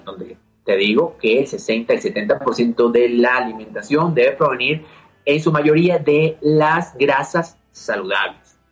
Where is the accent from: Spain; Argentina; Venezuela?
Venezuela; now in Mexico City, Mexico; siendo venezolano me estoy aquí en Ciudad de México